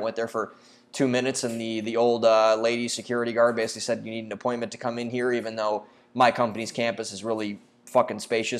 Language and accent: English; Midwest, United States; Maybe it was because I'm from the Midwest and love our various dairy products.